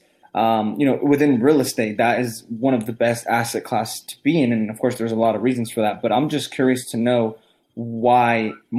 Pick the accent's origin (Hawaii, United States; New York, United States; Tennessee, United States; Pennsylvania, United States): New York, United States; New York City; we're actually from New York as well. We were born in Queens.